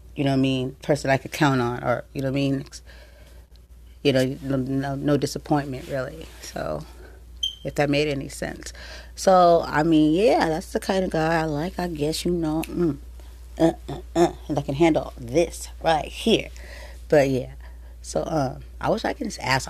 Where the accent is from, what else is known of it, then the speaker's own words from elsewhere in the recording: San Diego, California, United States; I was born and raised here in San Diego, California